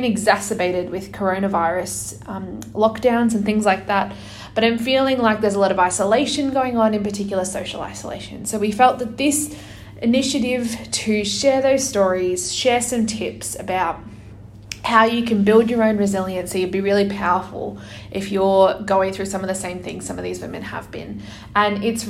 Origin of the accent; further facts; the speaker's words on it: Brisbane, Queensland, Australia; my hometown of Brisbane in Australia